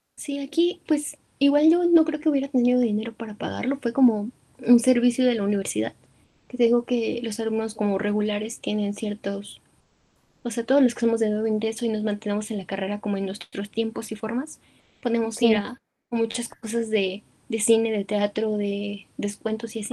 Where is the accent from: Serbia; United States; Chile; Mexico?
Mexico